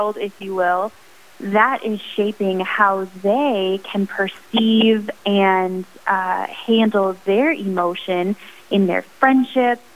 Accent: Sioux Falls, South Dakota, United States; I am from Sioux Falls, South Dakota, where I now reside with my husband

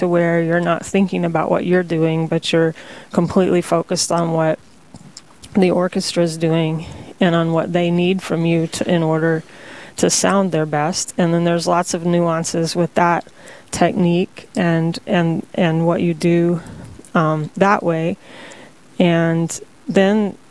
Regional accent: Texas, United States; also born or lived in Bemidji, Minnesota / Bismarck, North Dakota; now in North Dakota, United States; Originally, I'm from Texas

